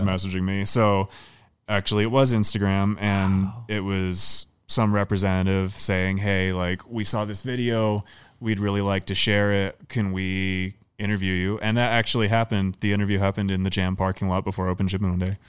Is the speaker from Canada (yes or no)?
yes; Canada; now in United States; I'm Canadian